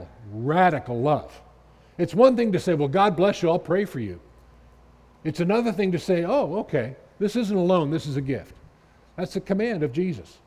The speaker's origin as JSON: {"language": "English", "town": "Washington", "region": "District of Columbia", "country": "United States", "tie": "born or raised there", "said": "growing up in Washington"}